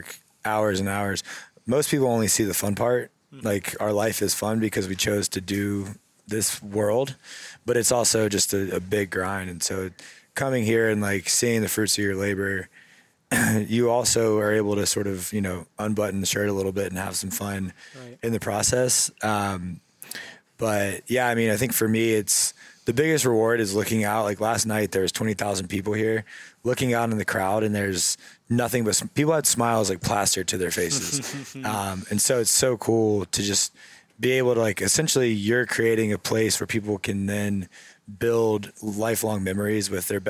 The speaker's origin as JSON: {"language": "English", "town": "Cary", "region": "North Carolina", "country": "United States", "tie": "born or raised there", "said": "I'm from here. I grew up in Cary"}